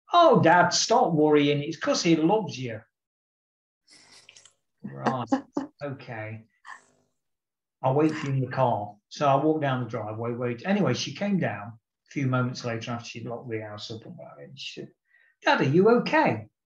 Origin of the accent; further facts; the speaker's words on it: England, United Kingdom; I'm not an Irishman, I'm an Englishman